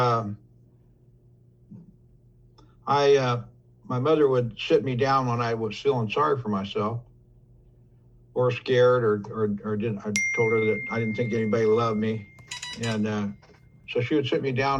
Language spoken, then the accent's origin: English; Oakland, California, United States; I was born in Oak Knoll Hospital in Oakland, California